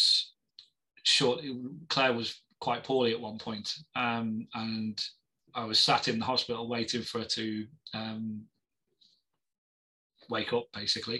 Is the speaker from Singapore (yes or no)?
no; Liverpool, North West England, United Kingdom; I'm a Scouser